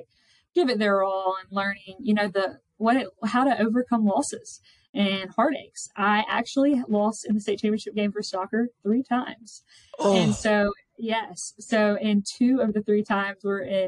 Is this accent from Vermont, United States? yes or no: no; Mobile, Alabama, United States; I am originally from Mobile, Alabama